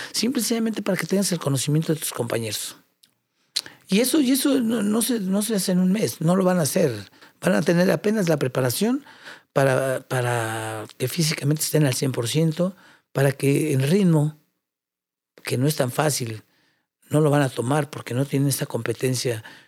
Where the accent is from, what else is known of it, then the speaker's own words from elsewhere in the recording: Mexico; orgulloso como mexicano